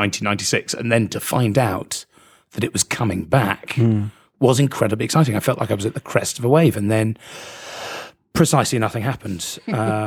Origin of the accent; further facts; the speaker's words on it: Jersey; I'm from Jersey